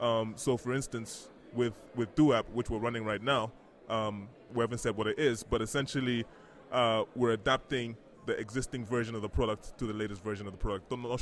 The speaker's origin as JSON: {"language": "English", "country": "Botswana", "tie": "born or raised there", "also_born_or_lived": "Ghana", "said": "The growing up originally from Ghana, like we mentioned, but I grew up in Botswana, actually."}